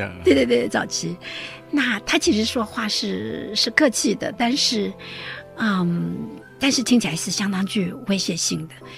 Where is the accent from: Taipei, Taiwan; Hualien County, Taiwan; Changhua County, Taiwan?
Taipei, Taiwan; moved away as an adult; also born or lived in United States; now in Taichung, Taiwan; 我原来是台北人